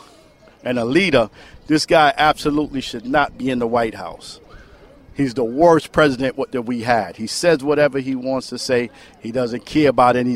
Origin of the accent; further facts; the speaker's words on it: New York City, New York, United States; I'm from New York, the Bronx